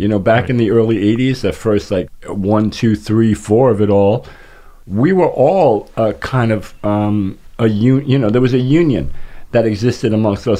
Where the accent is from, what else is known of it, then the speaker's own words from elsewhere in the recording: New York City, New York, United States; I'm from New York, of course